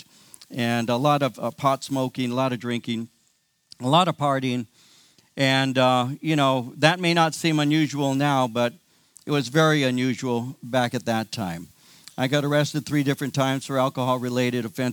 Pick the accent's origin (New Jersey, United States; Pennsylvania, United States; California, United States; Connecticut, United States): California, United States; I'm one of the few who were born in California and raised in California.